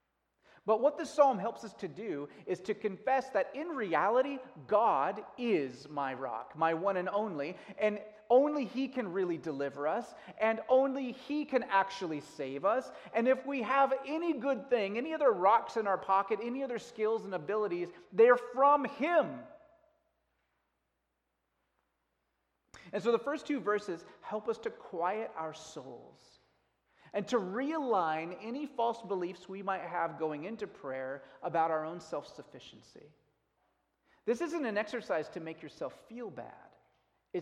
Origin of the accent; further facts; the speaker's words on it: United States; as an American